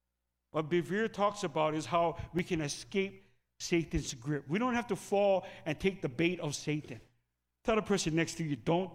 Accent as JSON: {"language": "English", "country": "Philippines", "said": "Sorry. I pick on the Filipinos because I'm Filipino."}